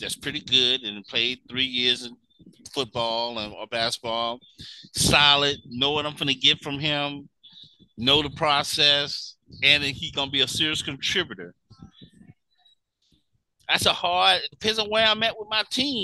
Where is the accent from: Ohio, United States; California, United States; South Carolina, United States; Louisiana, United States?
Louisiana, United States; New Orleans; growing up in New Orleans